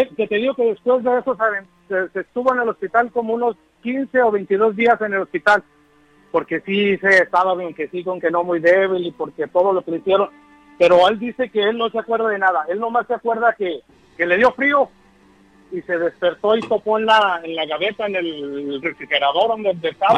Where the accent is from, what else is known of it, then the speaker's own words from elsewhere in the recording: Durango, Mexico; now in Chicago, United States; soy de Durango